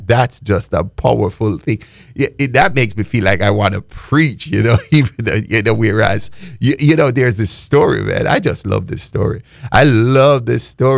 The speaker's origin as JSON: {"language": "English", "country": "Jamaica", "tie": "born or raised there", "said": "I grew up in Jamaica and the Baptist and under the Baptist denomination."}